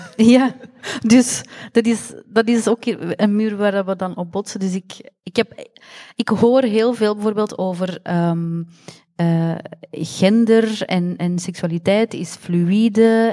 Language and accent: Dutch; Belgium; we zijn niet buitenlands, we zijn van België, maar we hebben een andere etnische achtergrond